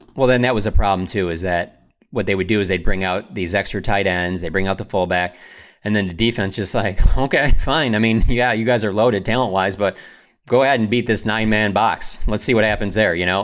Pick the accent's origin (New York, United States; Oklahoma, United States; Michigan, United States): Michigan, United States; Detroit; growing up in Detroit